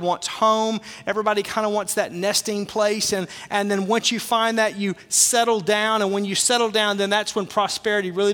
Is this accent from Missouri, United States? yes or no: no; Arkansas, United States; I'm from Arkansas